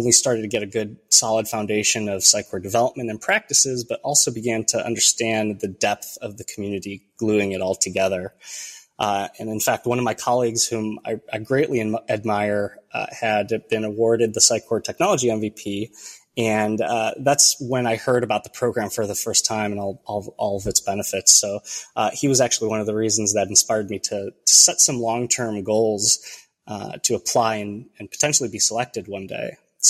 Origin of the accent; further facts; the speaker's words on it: Chicago, Illinois, United States; first language Romanian; English is a second language; I was born and raised in the Chicagoland area of Illinois in the United States, where I currently live with my wife, our three children, and two dogs.